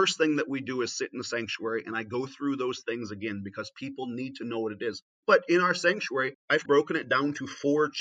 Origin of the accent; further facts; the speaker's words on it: Northeast Indiana, United States; every church I grew up in Northeast Indiana had a crucifix in it